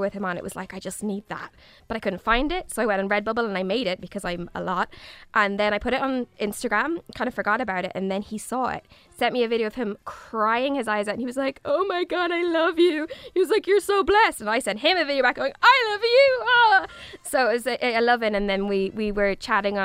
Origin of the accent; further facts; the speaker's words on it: Galway, Connacht, Ireland; I'm from Galway